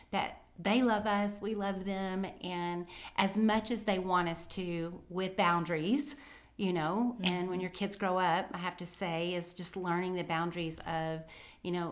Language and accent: English; Tennessee, United States; born there; also born or lived in Texas / Alabama; and then to Texas, and back to Alabama, and then back to Texas. So, and I was born in Tennessee. So pretty much Southern through and through.